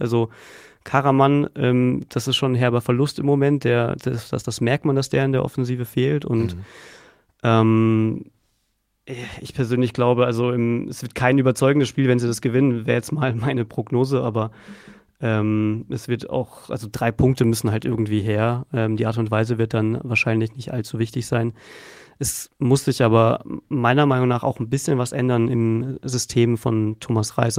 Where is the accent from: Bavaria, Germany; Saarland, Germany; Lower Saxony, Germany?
Bavaria, Germany; Unterhaching; also born or lived in Munich; also ich bin in Unterhaching aufgewachsen